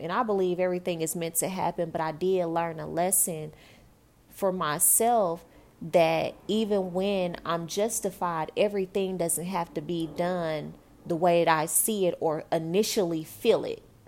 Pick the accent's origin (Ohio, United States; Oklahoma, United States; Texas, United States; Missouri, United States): Texas, United States; Dallas; also born or lived in New York; I'm from Dallas, Texas